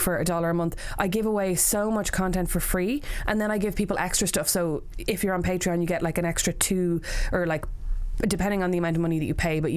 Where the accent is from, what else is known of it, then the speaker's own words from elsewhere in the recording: Ireland; as Irish people